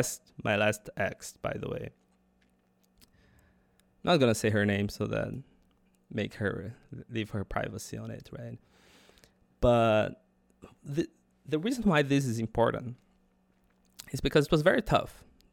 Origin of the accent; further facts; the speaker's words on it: Australia; So, I mean, I'm an Australian.